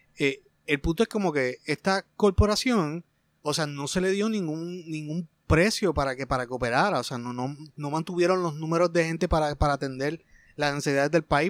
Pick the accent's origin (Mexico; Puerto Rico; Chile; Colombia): Puerto Rico